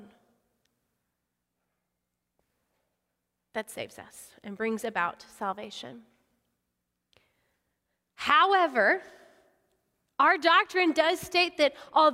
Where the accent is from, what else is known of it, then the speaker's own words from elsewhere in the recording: Odessa, Texas, United States; I grew up in Odessa, not a cow pasture